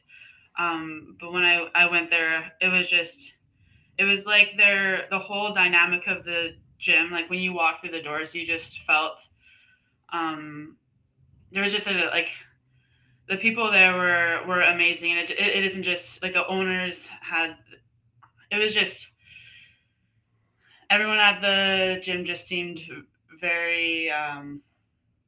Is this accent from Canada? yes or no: yes; Abbotsford, British Columbia, Canada; moved away as an adult; also born or lived in Alberta, Canada; now in Lynden, United States; I grew up in Abbotsford, BC.